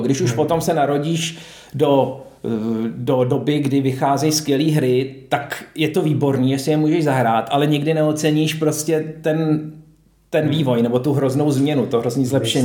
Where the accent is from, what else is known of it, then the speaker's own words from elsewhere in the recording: Prague, Czechia; jsem jezdil z Vršovic do Hostivaře k eh, dědovi a babičce